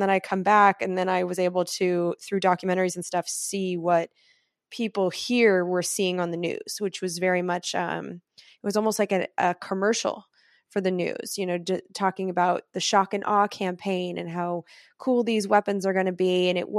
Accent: Irvine, California, United States; also born or lived in Oakland; So I'm not really from Oakland, even though I did live there for the last 6 years. So that's not inaccurate. I have Oakland in my soul for sure. But I was raised in Irvine, which is a Republican, relatively rich area.

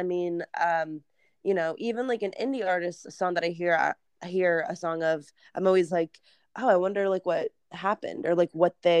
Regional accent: West Coast, United States; And I'm from the West Coast. So I was like, well, I'm going to go check out LA.

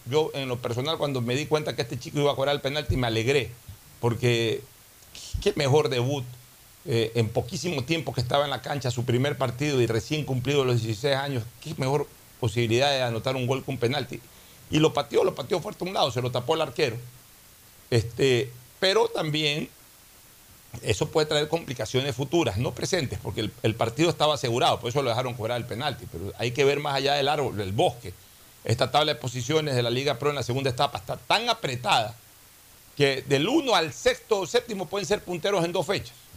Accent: Guayaquil, Guayas, Ecuador; como guayaquileño

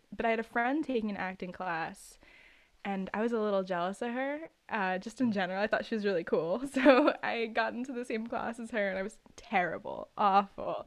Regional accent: New York City, New York, United States; I was born and raised in New York City

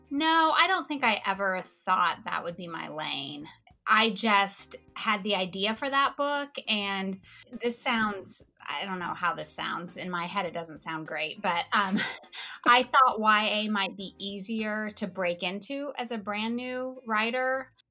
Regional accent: Kansas, United States; since I was from Kansas

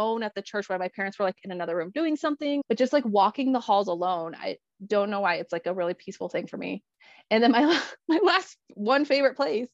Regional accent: Colorado, United States; I am born and raised Colorado. I still live in Colorado.

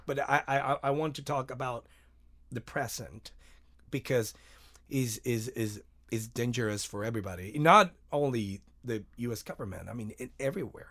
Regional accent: Mexico; I'm from Mexico

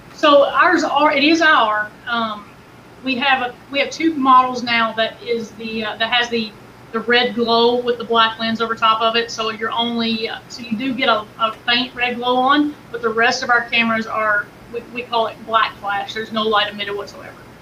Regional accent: Kentucky, United States; I'm from Kentucky.

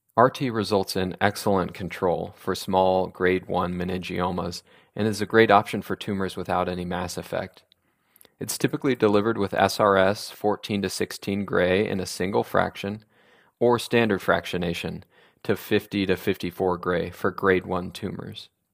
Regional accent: Sacramento, California, United States; also born or lived in Oregon; I grew up in Sacramento

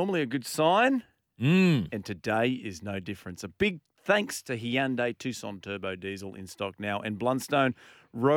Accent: Melbourne, Victoria, Australia; I grew up in Melbourne. I say mal.

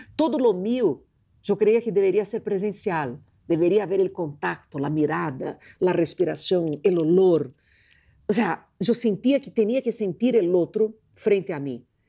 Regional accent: Rio de Janeiro, Brazil; moved away; eu sou de Rio de Janeiro

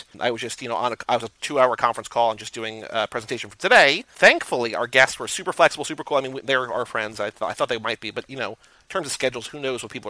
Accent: Iowa, United States; Growing up in Iowa, I didn't have In-N-Out or Whataburger, but I've tried both since.

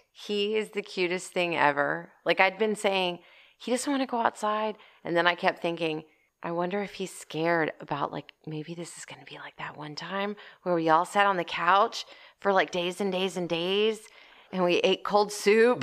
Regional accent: Portland, United States; I grew up in Portland. I graduated from high school in Portland

